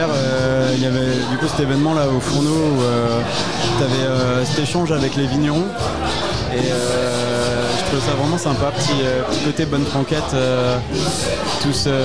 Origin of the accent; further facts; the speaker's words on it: Grand Est, France; savoir que je viens d'Alsace